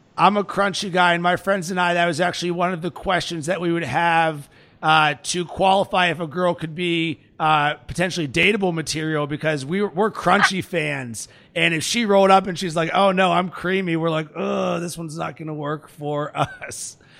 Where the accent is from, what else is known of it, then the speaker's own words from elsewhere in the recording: Pittsburgh, Pennsylvania, United States; I'm from Pittsburgh and I'm a Steelers fan